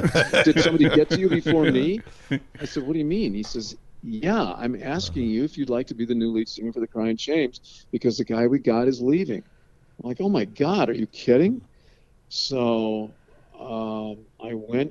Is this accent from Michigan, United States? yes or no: yes; Kalamazoo, Michigan, United States; moved away as an adult; also born or lived in St. Petersburg, Florida; as a kid growing up in Kalamazoo